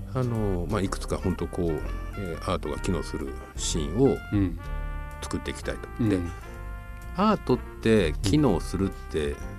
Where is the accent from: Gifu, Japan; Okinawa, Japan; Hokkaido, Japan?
Gifu, Japan; moved away; also born or lived in Tokyo; 自分の田舎ふるさとの岐阜